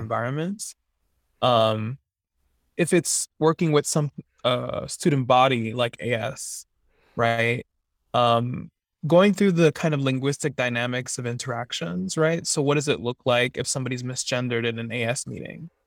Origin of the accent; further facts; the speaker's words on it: Miami, Florida, United States; moved away as an adult; now in Santa Barbara, United States; I'm originally from Miami, Florida